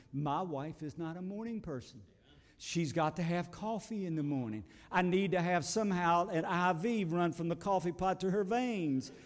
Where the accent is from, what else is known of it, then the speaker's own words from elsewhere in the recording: United States; I live in America and I am an American